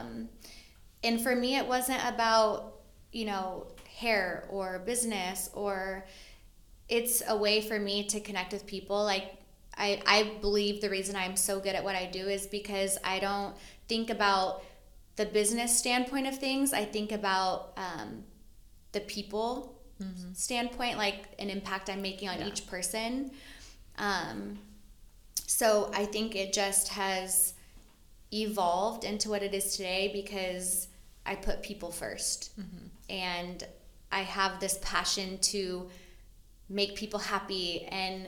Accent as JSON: {"language": "English", "region": "Arkansas", "country": "United States", "tie": "born or raised there", "also_born_or_lived": "Fort Wayne, Indiana", "moved": "yes", "lives_now": "San Diego, United States", "said": "I grew up in Arkansas"}